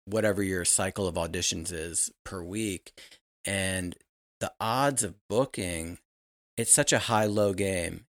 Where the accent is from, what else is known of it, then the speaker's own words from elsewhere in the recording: Richmond, Virginia, United States; I'm from Richmond, Virginia